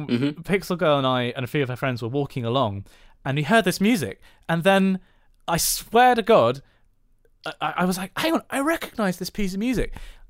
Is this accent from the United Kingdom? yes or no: yes; Bridgnorth, West Midlands, United Kingdom; also born or lived in Western Australia; I'm from Bridge North too, via Western Australia.